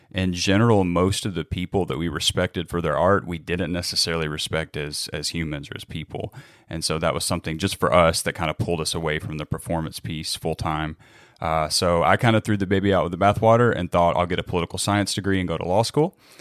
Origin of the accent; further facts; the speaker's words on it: Union City, Tennessee, United States; moved away as an adult; also born or lived in Dallas, Texas; I was born and raised in Northwest Tennessee in Union City